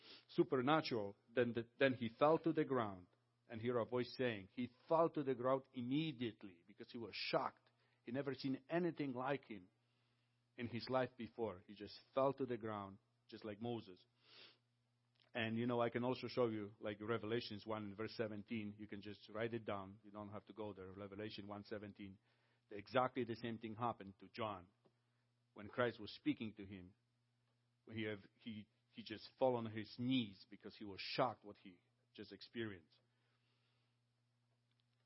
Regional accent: Poland; now in Canada; I came from Poland.

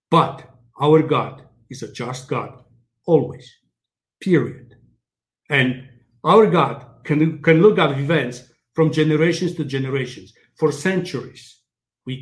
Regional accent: Poland; now in Canada; I came from Poland

